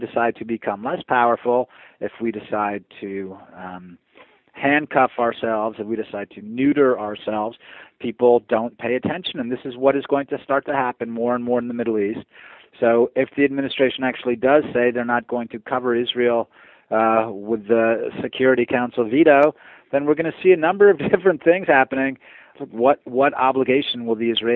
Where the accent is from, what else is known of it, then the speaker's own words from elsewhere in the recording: Puerto Rico; now in United States; I was born in Puerto Rico, actually.